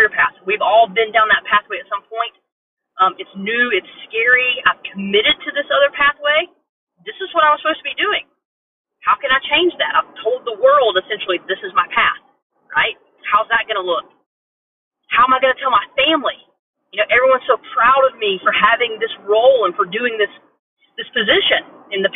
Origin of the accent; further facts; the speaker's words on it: Asheville, North Carolina, United States; also born or lived in Midwest; now in Charleston, United States; I'm from the South originally. I'm from Asheville, North Carolina